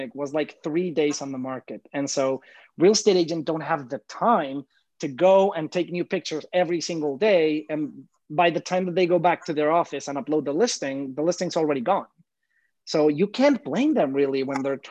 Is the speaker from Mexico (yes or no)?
yes; Mexico; moved away as an adult; now in New York City, United States; I'm originally from Mexico, proud Mexican here, born and raised. So for the maybe first 25 years of my life or more, I lived in Mexico